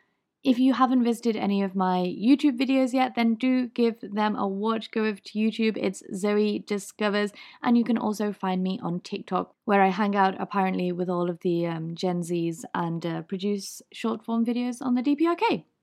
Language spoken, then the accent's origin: English; Liverpool, North West England, United Kingdom; accent: Liverpool; apparently my Liverpool accent is fake. I don't actually have a Liverpool accent, despite the fact that I am from Liverpool in the UK.